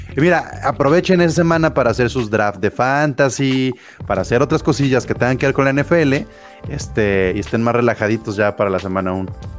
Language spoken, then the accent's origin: Spanish; Mexico; como aficionados mexicanos